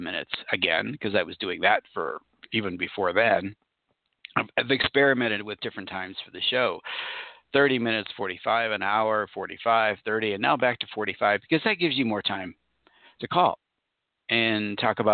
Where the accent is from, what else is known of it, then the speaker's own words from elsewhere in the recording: Orange County, California, United States; I grew up in Orange County, California, near Anaheim